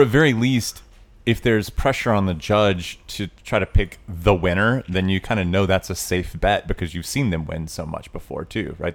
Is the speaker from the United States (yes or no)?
yes; Tennessee, United States; I grew up in Tennessee